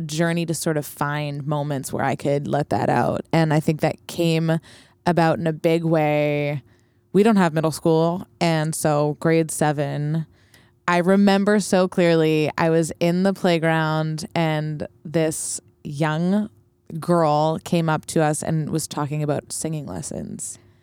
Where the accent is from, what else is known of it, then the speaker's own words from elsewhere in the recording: Montreal, Quebec, Canada; moved away as an adult; also born or lived in Vancouver / North Shore, British Columbia; now in New York, United States; I was born in Montreal and then moved to Vancouver when I was eight, but moved back to Montreal when I was seventeen.